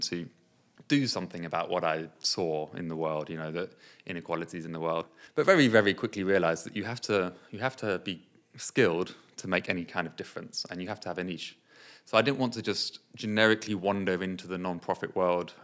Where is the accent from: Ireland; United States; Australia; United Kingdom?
United Kingdom; also born or lived in Nepal; I was born and I came here when I was four